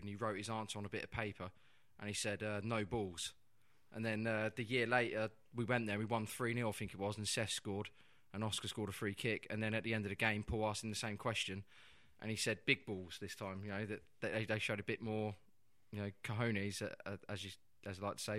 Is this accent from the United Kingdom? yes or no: yes; Peterborough, East of England, United Kingdom; growing up in Peterborough, there's a lot of Italians there